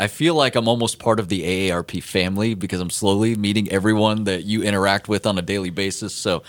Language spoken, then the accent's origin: English; central Florida, United States; moved away; I'm from Florida, so particularly Central Florida, which means I'm like 45 minutes away from a beach in just about any direction.